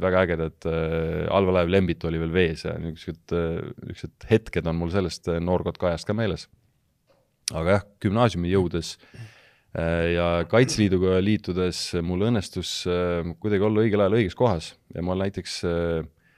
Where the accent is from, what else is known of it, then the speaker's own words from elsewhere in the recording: Elva, Tartu County, Estonia; ma olen pärit Elvast, Elva gümnaasiumist